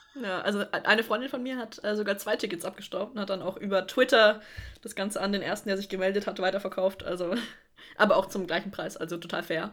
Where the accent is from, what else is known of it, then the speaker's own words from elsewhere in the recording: Middle Franconia, Bavaria, Germany; ich komme nicht aus Stuttgart, ich komme aus Mittelfranken.